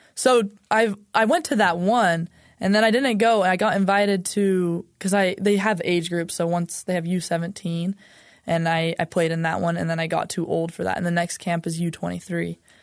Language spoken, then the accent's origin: English; Utah, United States; I'm from Utah, lived here my whole life